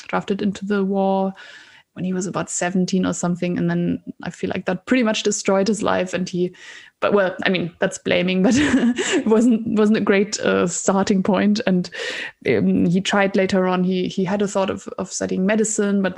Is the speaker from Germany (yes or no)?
yes; Germany; moved away as an adult; also born or lived in Scotland / Oxford; I moved away from Germany to study first in Scotland and then in Oxford.